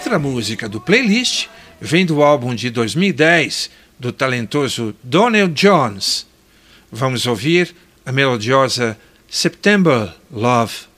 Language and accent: Portuguese; Botucatu, São Paulo, Brazil; Setembro me leva para a infância, lembrando dos desfiles do 7 de setembro nas escolas onde a gente estudava com bandas marciais em Botucatu, minha terra natal